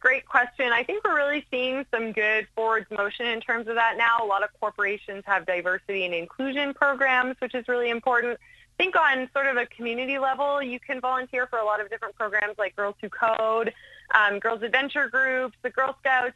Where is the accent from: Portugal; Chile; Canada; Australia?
Canada; I'm Canadian